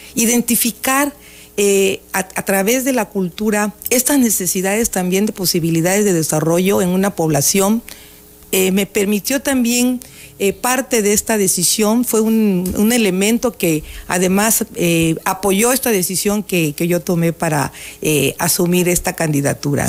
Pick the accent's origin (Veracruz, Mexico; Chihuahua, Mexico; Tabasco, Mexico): Tabasco, Mexico; Villahermosa; por ese querer a mi tierra, por ese conocer a mi municipio